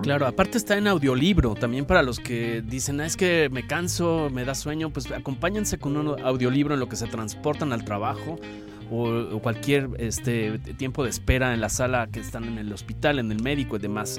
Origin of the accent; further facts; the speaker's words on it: Mexico; la identidad nuestra como mexicanos